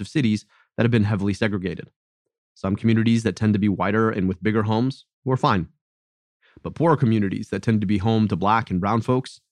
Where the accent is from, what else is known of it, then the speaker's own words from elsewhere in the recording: Michigan, United States; In my home state of Michigan